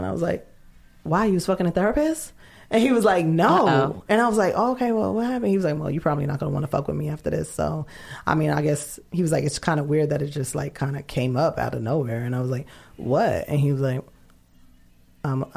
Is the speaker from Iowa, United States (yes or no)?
no; New York, United States; New York